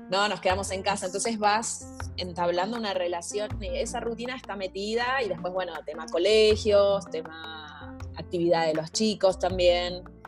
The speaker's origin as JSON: {"language": "Spanish", "country": "Argentina", "moved": "yes", "said": "en mi país, con mi gente"}